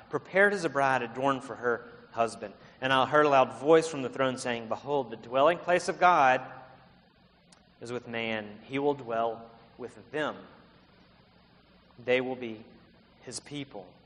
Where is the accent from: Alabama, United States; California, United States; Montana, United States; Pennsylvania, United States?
Alabama, United States; also born or lived in South Carolina; now in Palo Alto, United States; Earlier this year, we moved here from South Carolina. I'm from Alabama, Liz from Mississippi. We worked in South Carolina. We're Southerners.